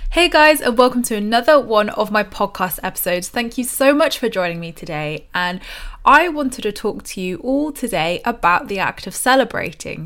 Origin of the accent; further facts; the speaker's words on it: United Kingdom; us British people